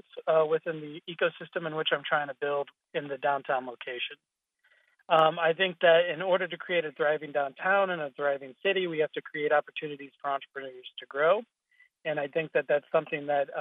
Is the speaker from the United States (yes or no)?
yes; Springfield, Illinois, United States; also born or lived in Kenya / Namibia; My background includes being born and raised in Springfield, Illinois, for one. So coming back to my hometown